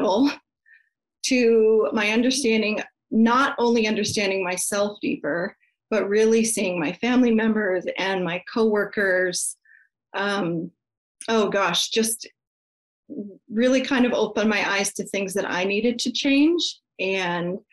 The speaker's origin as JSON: {"language": "English", "region": "Colorado", "country": "United States", "tie": "born or raised there", "also_born_or_lived": "Canada", "moved": "as an adult", "said": "I grew up in Colorado, and when I turned 18, I moved to Canada"}